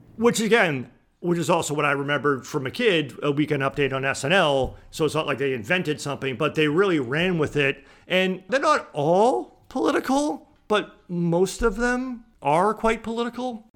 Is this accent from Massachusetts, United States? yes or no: yes; Boston, Massachusetts, United States; moved away; I grew up in Boston